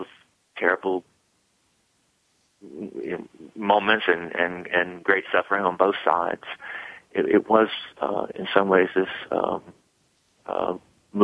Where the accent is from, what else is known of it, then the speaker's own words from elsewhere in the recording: Eastern North Carolina, United States; I grew up in the South at a time when no African American would come in my front door.